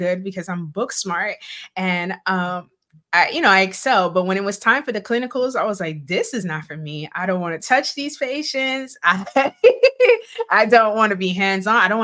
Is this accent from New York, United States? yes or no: yes; New York City, New York, United States; I'm born and raised in Brooklyn, New York